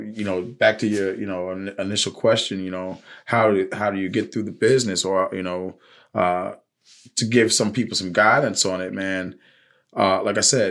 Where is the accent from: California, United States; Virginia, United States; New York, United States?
Virginia, United States; Richmond; I grew up in Highland Park, you know, in Richmond, Virginia.